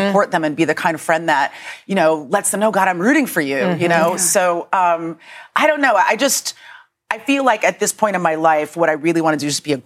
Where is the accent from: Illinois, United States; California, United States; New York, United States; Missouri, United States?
California, United States; San Francisco; moved away; It's set in San Francisco. And that's my hometown.